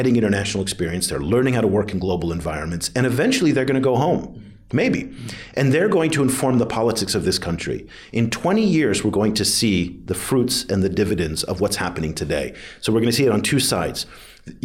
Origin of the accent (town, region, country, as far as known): United States